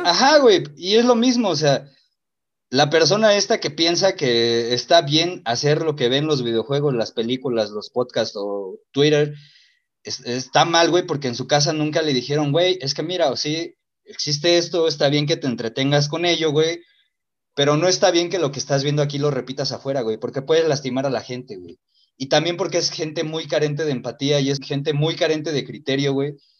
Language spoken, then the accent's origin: Spanish; Mexico; Para nosotros los mexicanos